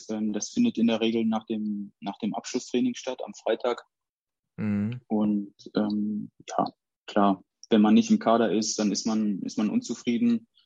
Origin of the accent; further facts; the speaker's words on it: Dortmund, North Rhine-Westphalia, Germany; ich als Dortmunder würde dann auch äh, sagen